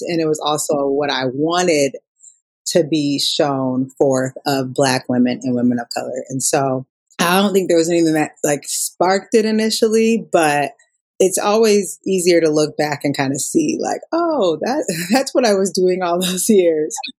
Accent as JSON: {"language": "English", "town": "Minneapolis", "region": "Minnesota", "country": "United States", "said": "I'm from Minnesota. Uh, Minneapolis"}